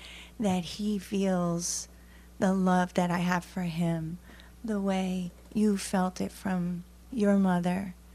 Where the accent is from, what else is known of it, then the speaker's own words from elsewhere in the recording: New York City, New York, United States; I grew up in New York City, and my parents were from Eastern Europe, Jews and immigrants.